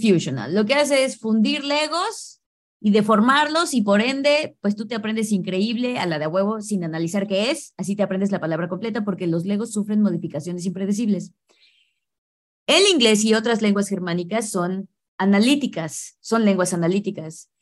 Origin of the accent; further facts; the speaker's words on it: Mexico; first language English; soy mexicana